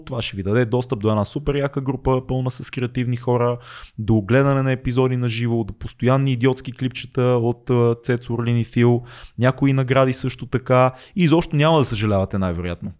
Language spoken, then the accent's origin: Bulgarian; Sofia, Sofia City, Bulgaria; Едно време в Надежда, цеци като джитках между блоковете по празници